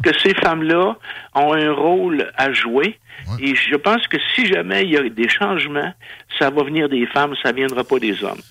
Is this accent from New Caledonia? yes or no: no; Canada; je suis un Canadien